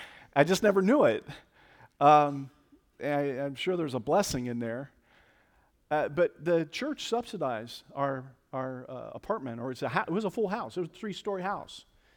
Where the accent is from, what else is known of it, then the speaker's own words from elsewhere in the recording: Cincinnati, Ohio, United States; now in Columbus, United States; I grew up in Cincinnati, Ohio, think maybe I've made a reference or two to Cincinnati.